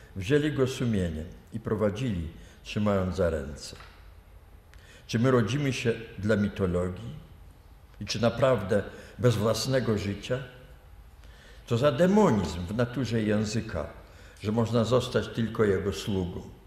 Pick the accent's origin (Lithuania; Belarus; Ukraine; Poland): Lithuania; moved away; also born or lived in Vilnius; ja się urodziłem na północ od Kowna, tam są moje właściwie korzenie